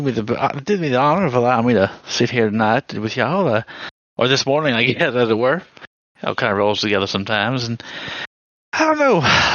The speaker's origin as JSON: {"language": "English", "region": "the South", "country": "United States", "tie": "born or raised there", "said": "And here, I was raised in the South. I thought all these Yankees up here, I'd heard so many disparaging comments and aspersions upon your character."}